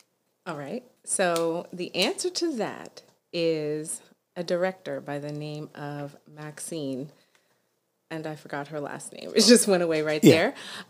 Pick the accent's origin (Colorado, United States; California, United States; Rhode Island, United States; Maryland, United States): Maryland, United States; Upper Marlboro; born or raised there; also born or lived in Washington, D.C.; now in Las Vegas, United States